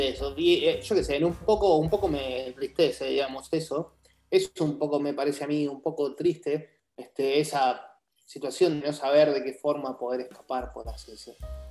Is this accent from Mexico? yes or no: no; Argentina; moved away as an adult; now in Germany; los argentinos acá somos excesivamente pocos